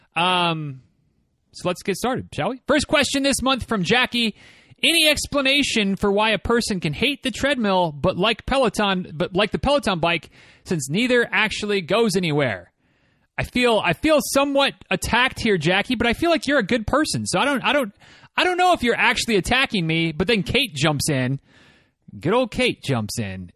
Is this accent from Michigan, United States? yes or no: yes; Michigan, United States; moved away as an adult; also born or lived in Florida; growing up in Michigan